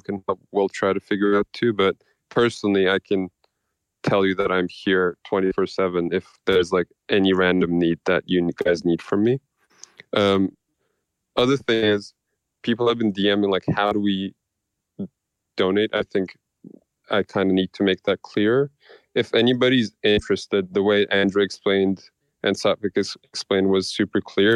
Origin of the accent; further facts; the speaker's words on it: Istanbul, Turkey; I'm from Turkey. I'm from Istanbul. I, I was born and raised in a country that's been in war for the past 25 years